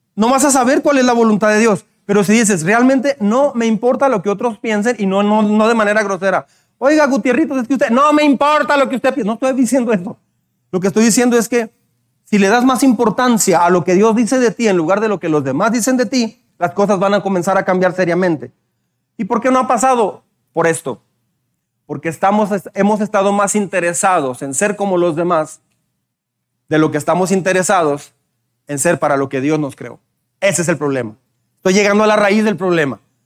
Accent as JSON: {"language": "Spanish", "country": "Mexico", "said": "Tenemos fama de ser mal hablados."}